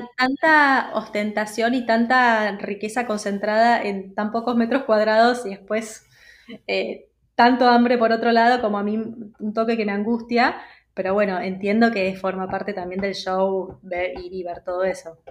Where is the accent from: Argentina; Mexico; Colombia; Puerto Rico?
Argentina; moved away as an adult; also born or lived in London, United Kingdom / Edinburgh, United Kingdom / France; now in Biot, France; soy una argentina viviendo por Europa ya hace unos cuantos años.